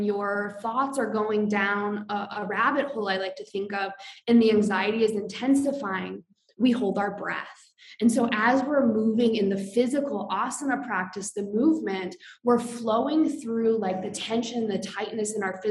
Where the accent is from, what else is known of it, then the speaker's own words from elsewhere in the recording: Iowa, United States; moved away as an adult; also born or lived in Colorado; I grew up in Iowa.